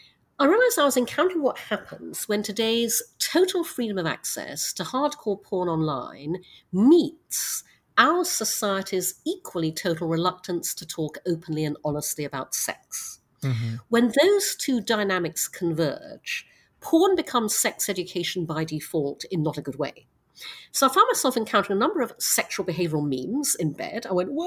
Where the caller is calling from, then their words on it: New York, United States; My pronouns are she, her, and I'm calling from Manhattan in New York.